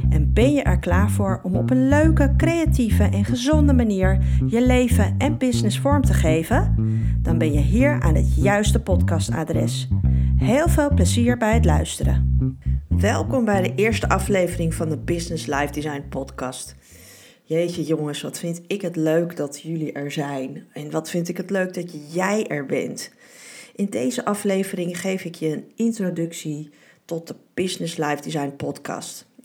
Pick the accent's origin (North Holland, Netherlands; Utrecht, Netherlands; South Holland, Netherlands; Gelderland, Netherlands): North Holland, Netherlands; Beverwijk; born there; In 1975 ben ik geboren in Beverwijk, in Noord-Holland.